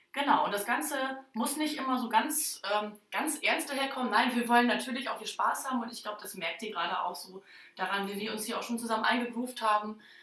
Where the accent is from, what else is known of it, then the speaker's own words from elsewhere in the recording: Oldenburger Land, Lower Saxony, Germany; ich komme ähm, aus dem Oldenburger Land